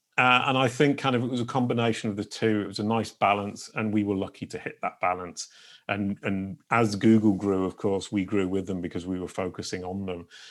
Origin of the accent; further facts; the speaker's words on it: England, United Kingdom; now in France; I live in France and I'm an English person who's now become French